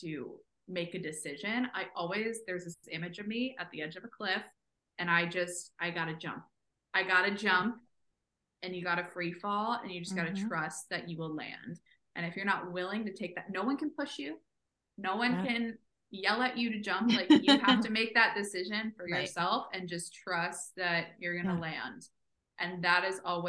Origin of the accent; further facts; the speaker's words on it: Southern California, United States; moved away as an adult; now in New York City, United States; Being from California, I'm from Southern California